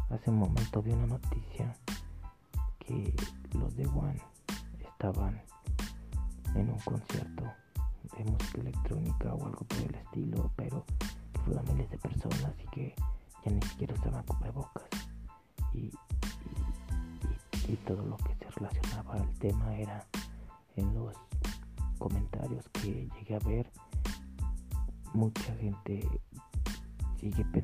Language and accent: Spanish; Mexico; nosotros los mexicanos, y me incluyo, porque pues nací aquí en México